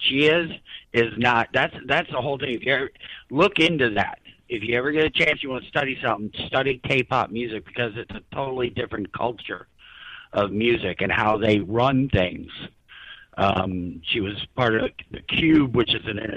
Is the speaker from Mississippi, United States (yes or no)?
no; New York, United States; growing up in New York